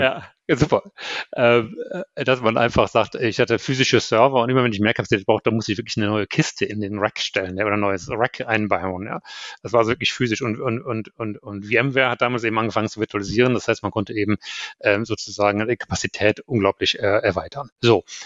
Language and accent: German; Germany; moved away as an adult; also born or lived in United States; als Deutscher